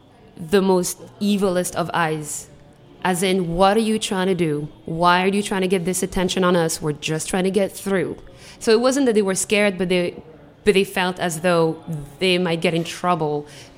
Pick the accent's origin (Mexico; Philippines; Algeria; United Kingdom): Algeria; now in Washington, D.C., United States; from Algeria.